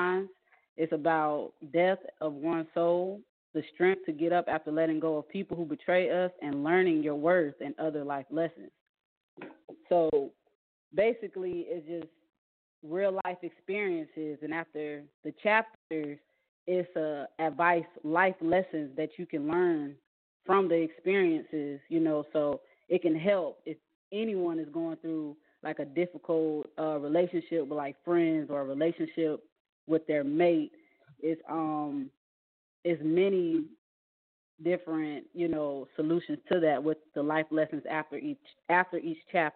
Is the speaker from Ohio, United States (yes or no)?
no; Atlanta, Georgia, United States; also born or lived in Kuwait; now in Hinesville, United States; I'm from Atlanta, Georgia, but I reside in Hinesville. At the moment, I'm overseas working in Kuwait right now.